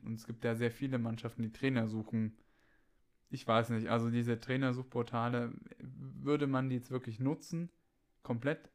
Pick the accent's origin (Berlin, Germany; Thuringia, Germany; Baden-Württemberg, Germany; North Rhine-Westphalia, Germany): Thuringia, Germany; Bei uns in Thüringen